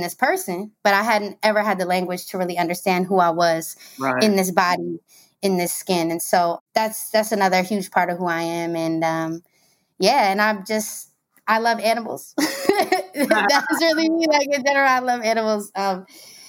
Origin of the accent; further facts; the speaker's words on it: Maryland, United States; moved away as an adult; now in Brooklyn, United States; I'm originally from Maryland, DMV stand up all day